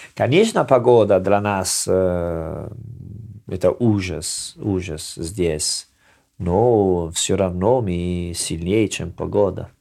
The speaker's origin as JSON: {"language": "Russian", "town": "Salerno", "region": "Campania", "country": "Italy", "second_language": "Russian", "moved": "yes", "lives_now": "Russia", "said": "Я из Салерно, мы ем рыба два-три раза в неделю"}